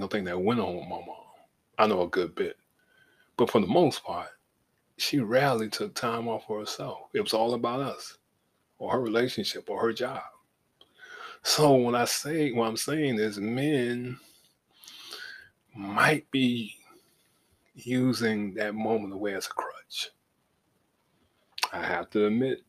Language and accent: English; Savannah, Georgia, United States; moved away as an adult; now in Atlanta, United States; live my life outside of my hometown, because once I got in the Navy, in the National Guard, and saw the world, Savannah wasn't it for me